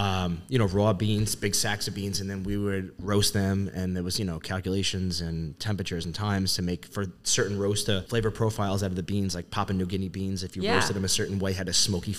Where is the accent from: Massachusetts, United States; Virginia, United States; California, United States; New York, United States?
New York, United States; Levittown; I grew up in Nassau County in Levittown. Lived there pretty much my whole life.